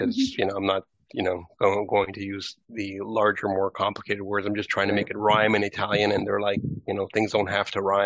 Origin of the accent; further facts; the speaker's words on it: Canada; I was born in Canada.